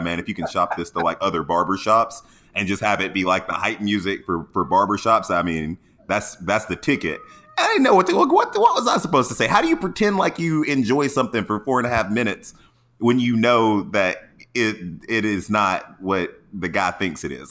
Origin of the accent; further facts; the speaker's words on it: Atlanta, Georgia, United States; now in San Diego, United States; I'm from Atlanta